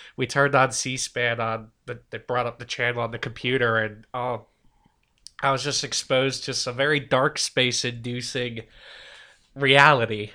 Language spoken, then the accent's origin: English; Milford, Massachusetts, United States; also born or lived in England; I'm from Milford, Massachusetts. Uh, been there for most of my life, at least since my formative years, uh, twelve, thirteen, about two thousand we moved there.